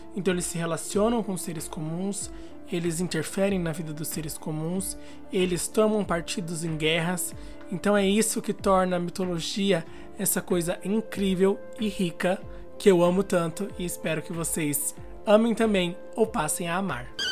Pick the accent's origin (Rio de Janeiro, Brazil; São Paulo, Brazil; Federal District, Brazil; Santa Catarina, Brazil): São Paulo, Brazil; eu sou aqui de São Paulo